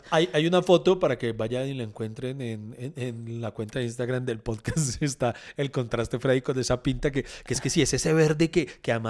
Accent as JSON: {"language": "Spanish", "region": "Bogotá", "country": "Colombia", "said": "bueno, soy muy rolo, muy vacaciones."}